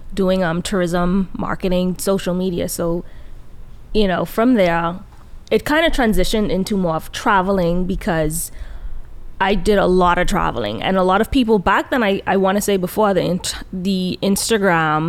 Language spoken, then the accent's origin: English; Nassau, New Providence, Bahamas; moved away as an adult; also born or lived in New York City, United States; I was born and raised in the Bahamas, Nassau, but I also have Jamaican roots.